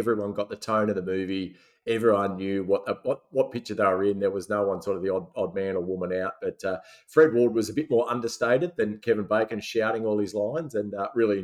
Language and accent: English; Sydney, New South Wales, Australia; where we grew up in the Badlands of the Northern Beaches.